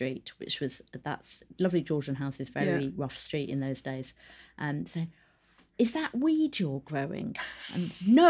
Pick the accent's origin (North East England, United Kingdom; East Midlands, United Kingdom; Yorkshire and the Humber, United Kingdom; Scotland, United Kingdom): East Midlands, United Kingdom; Northampton; I grew up in Northampton, and there was an art cinema close to where I lived that almost no one went to.